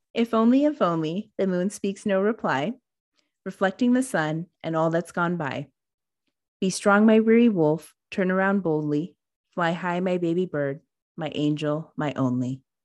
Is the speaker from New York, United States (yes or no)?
no; Colorado, United States; Born and raised in Colorado